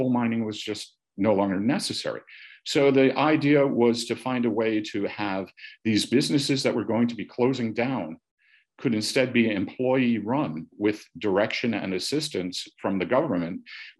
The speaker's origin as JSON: {"language": "English", "country": "United States", "said": "Because in Britain, and of course, as an American, I was rather naive about this. And also as a young American"}